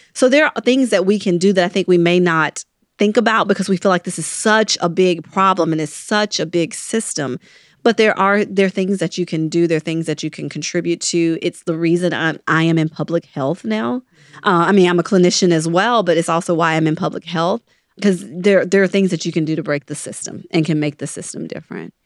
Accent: Mississippi, United States; now in New Orleans, United States; I grew up in Mississippi

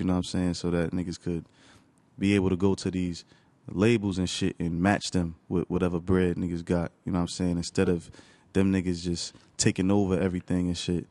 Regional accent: Newark, New Jersey, United States; also born or lived in East Orange / Orange / Bloomfield; I grew up in Newark.

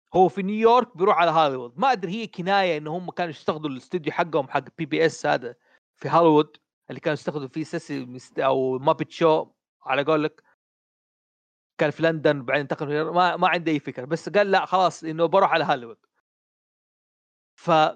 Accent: Saudi Arabia; عندنا في السعوديه

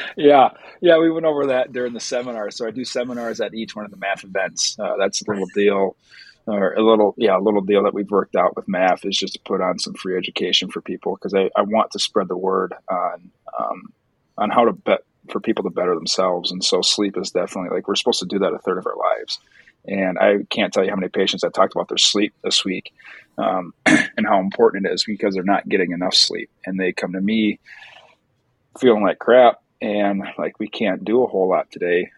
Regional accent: Wisconsin, United States; I am from Wisconsin

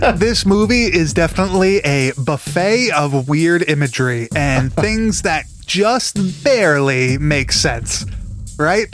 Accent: Long Island, New York, United States; accent: Long Island; my Long Island accent

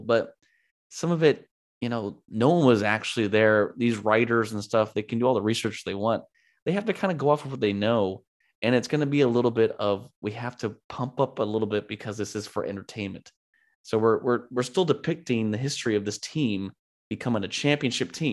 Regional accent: California, United States; been born and raised in California, lived in California most of my life.

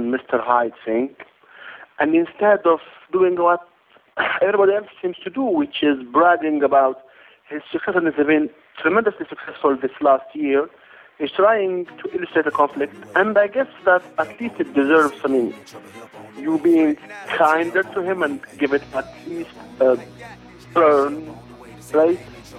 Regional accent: Algeria; from Algeria, North Africa.

